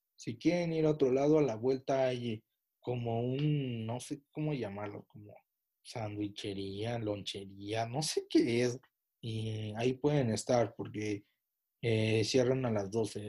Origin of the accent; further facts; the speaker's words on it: Pachuca, Hidalgo, Mexico; Soy de Pachuca